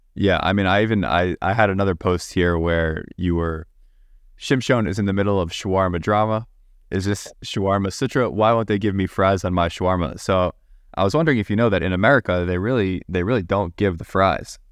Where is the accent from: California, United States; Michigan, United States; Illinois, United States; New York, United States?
New York, United States; Long Island; I am from Long Island